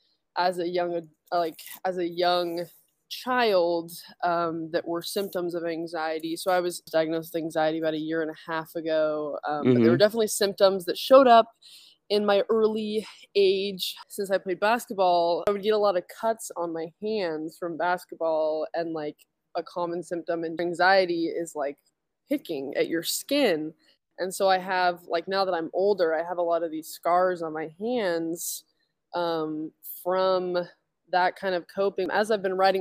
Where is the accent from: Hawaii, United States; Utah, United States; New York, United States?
Utah, United States; I grew up in Utah.